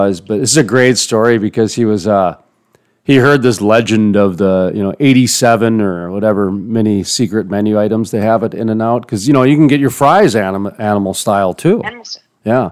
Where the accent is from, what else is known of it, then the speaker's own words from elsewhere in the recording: Minnesota, North Dakota, Midwest, United States; growing up in the Midwest, Minnesota, North Dakota